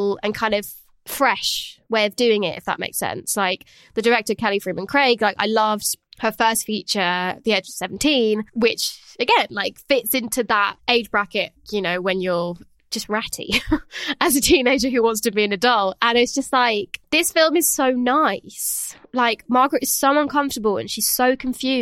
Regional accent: France; moved away; I grew up in France

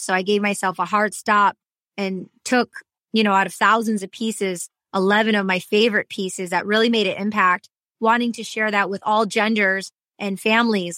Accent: Michigan, United States; accent: Michigan; also born or lived in Detroit; now in Los Angeles, United States; I was raised in Michigan

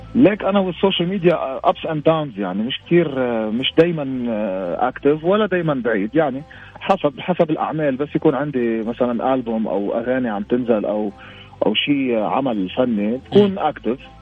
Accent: Lebanon; عندنا بلبنان

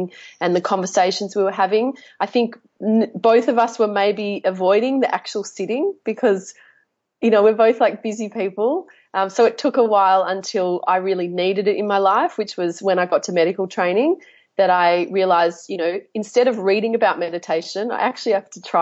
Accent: Melbourne, Victoria, Australia; I was born in Melbourne, raised in Melbourne, love Melbourne

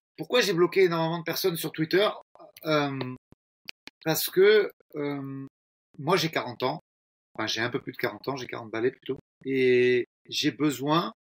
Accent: France; Chez nous, en France

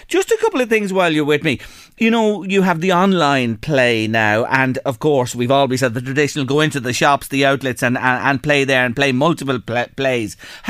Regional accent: County Louth, Leinster, Ireland; our Louise is from Meath, I'm from County Louth

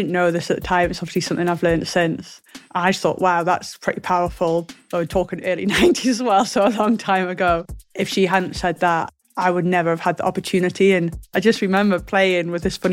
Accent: Benton, North East England, United Kingdom; I grew up in North Tyneside, which is sort of between Newcastle and the coast, in a place called Benton.

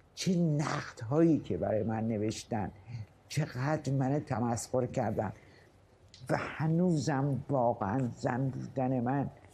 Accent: Mashhad, Razavi Khorasan, Iran; من در سال 1315 در مشهد متولد شدم

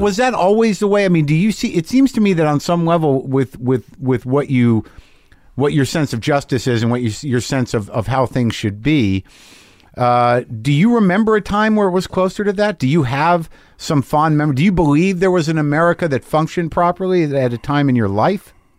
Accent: New Mexico, United States; I grew up in New Mexico

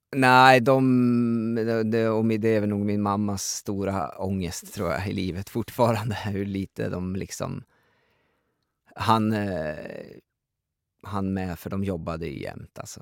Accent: Gräftåvallen, Jämtland, Sweden; jag växte upp i den miljön

